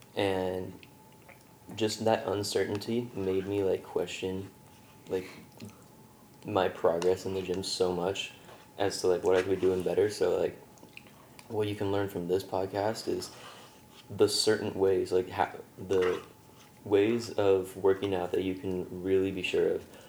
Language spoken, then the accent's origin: English; Galt, California, United States; I'm from Galt, which is like 45 minutes away, but it's hella small country town